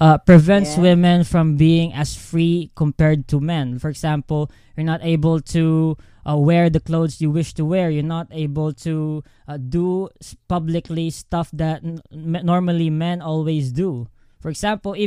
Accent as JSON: {"language": "English", "country": "Philippines", "said": "I'm a young Filipino"}